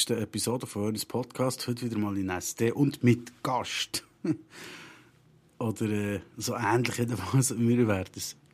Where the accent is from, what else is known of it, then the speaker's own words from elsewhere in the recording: Toffen, Bern, Switzerland; born there; Ich bin Schweizer und muss ausgeschaffen werden. Eigentlich. Hä? Wie, wie was jetzt? Ja, eben. Habe ich, habe ich doch vorne schon gesagt, ich bin in Toffen geboren. Toffen, Gürbenteil, verstehst du?